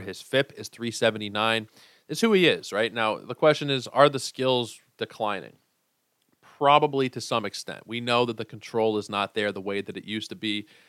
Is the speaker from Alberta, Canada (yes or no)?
no; Toronto, Ontario, Canada; growing up, especially being from Toronto, being Canadian